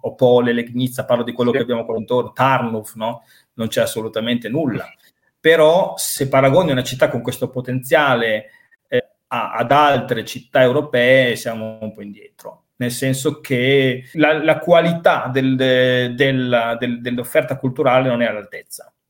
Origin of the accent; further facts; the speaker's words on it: Reggio Emilia, Emilia-Romagna, Italy; moved away as an adult; now in Wrocław, Poland; sono di Reggio Emilia, però mi sento ovviamente anche reggiano, mi sento emiliano, mi sento italiano, ma sono breslaviano a tutti gli effetti.